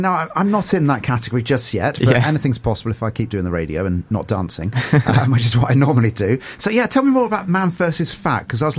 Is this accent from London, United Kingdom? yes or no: no; Portsmouth, South East England, United Kingdom; moved away; So I'm originally from Portsmouth